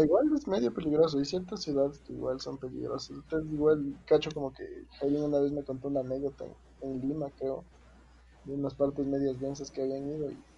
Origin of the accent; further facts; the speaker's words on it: Quito, Pichincha, Ecuador; como buen quiteño